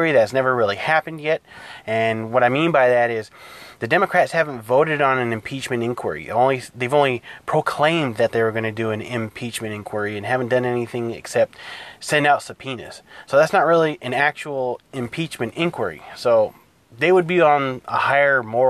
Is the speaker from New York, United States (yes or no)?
no; California, United States; I'm from California, I'm Hispanic.